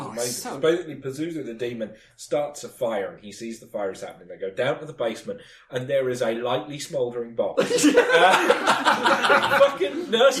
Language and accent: English; Wales, United Kingdom; as a Welshman